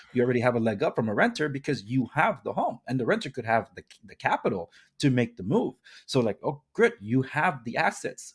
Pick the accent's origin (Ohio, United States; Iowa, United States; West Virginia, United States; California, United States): California, United States; Compton; I was born and raised in Compton, Watts